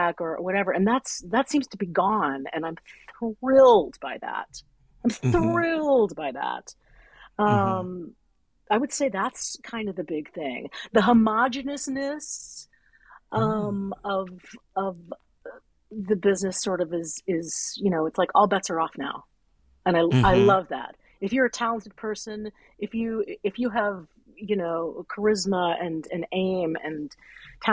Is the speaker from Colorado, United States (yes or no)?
no; Richmond, Virginia, United States; moved away as an adult; also born or lived in Pittsburgh; now in New York, United States; I'm from Richmond, Virginia